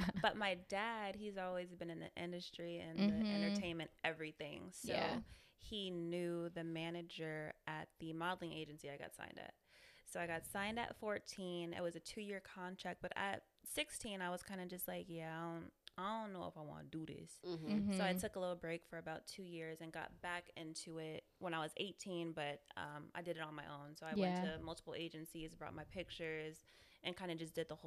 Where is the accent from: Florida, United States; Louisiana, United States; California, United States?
California, United States; the Bay Area; I'm from the Bay.